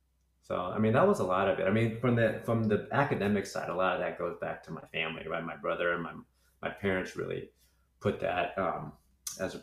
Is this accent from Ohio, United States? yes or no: no; Lompoc, California, United States; growing up in Lompoc. It's a small community